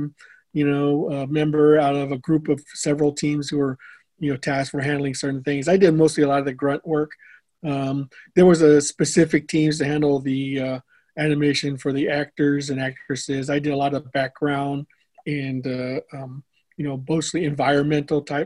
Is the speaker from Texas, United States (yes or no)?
yes; San Antonio, Texas, United States; moved away as an adult; now in Garland, United States; I'm originally a San Antonio guy. I only moved up here just the last 20 years. But for the better part of my life, I was in San Antonio.